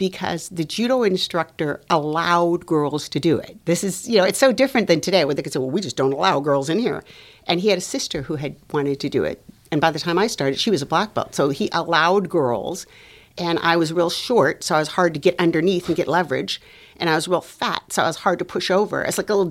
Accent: Los Angeles, California, United States; moved away as an adult; also born or lived in North Dakota; I am Latina from Los Angeles.

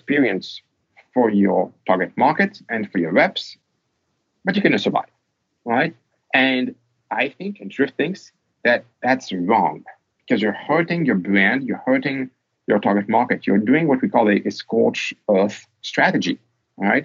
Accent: France; I'm French, I was born in France

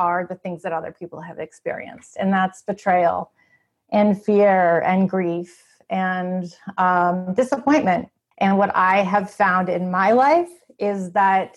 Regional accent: Canada; moved away as an adult; now in United States; I grew up in Canada. I still feel very Canadian

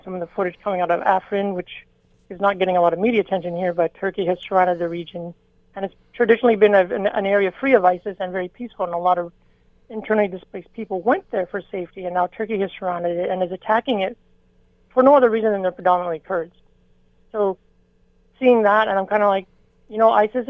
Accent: Canada; I'm Canadian

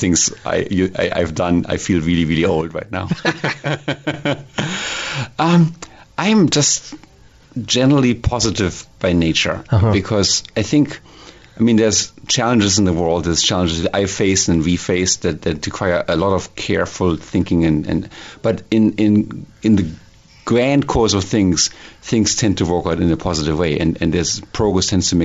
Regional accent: Hildesheim, Lower Saxony, Germany; English is a second language; moved away as an adult; now in Silicon Valley, United States; Born and raised in Germany, 1967

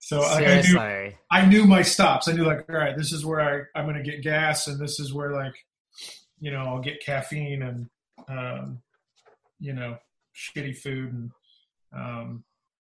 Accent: Kansas City, Missouri, United States; moved away as an adult; also born or lived in Houston, Texas; now in Nashville, United States; I call Kansas City, Missouri home.

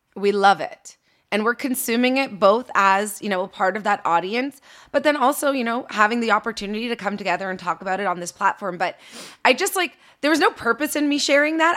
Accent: Canada; now in Los Angeles, United States; I'm in L A, I'm a Canadian.

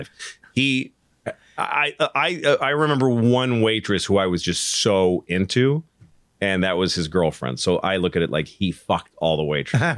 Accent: Newton, Massachusetts, United States; I grew up in Newton

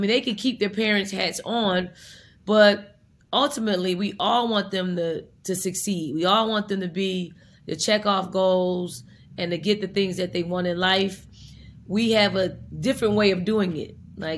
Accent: Philadelphia, Pennsylvania, United States; And I'm from North Philly, so I try to say I need to take you to North Philly, drop you off, pick you up in a week

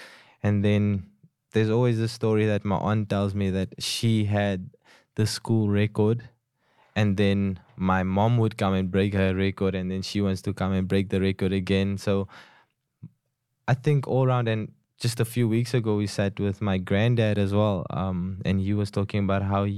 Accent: Cape Town, Western Cape, South Africa; So growing up in Cape Town

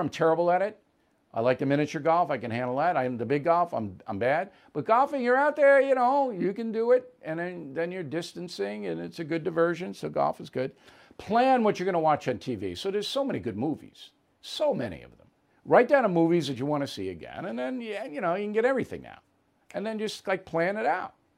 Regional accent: United States; an American who loves my country

